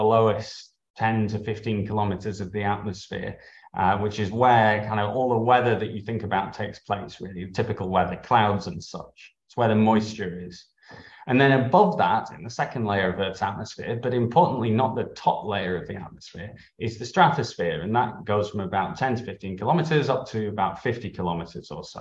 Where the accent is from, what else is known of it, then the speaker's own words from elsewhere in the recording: Harrogate, Yorkshire and the Humber, United Kingdom; I grew up in Harrogate in North Yorkshire.